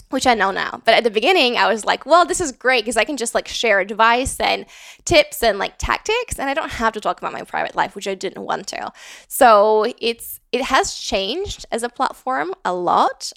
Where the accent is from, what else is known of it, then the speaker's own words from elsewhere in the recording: Latvia; moved away as an adult; also born or lived in London, United Kingdom / Riga, Latvia; now in Austin, United States; I grew up in Latvia. I moved to the U K, um, for university